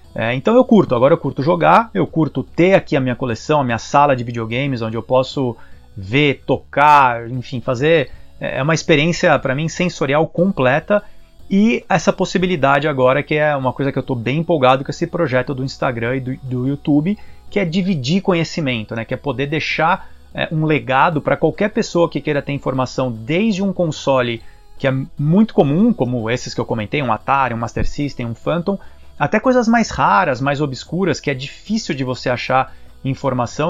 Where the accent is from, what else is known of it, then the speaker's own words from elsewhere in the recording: São Paulo, Brazil; moved away as an adult; now in Portland, United States; eu sou de São Paulo, sou paulista e paulistano, morei a vida inteira em São Paulo, sou lá do bairro da, da Pompeia, hoje moro em Portland, aqui no, no Oregon